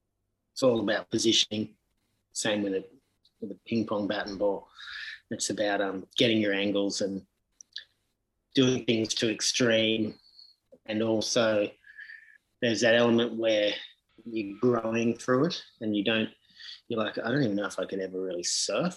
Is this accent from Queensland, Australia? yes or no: no; Sydney, New South Wales, Australia; growing up in Sydney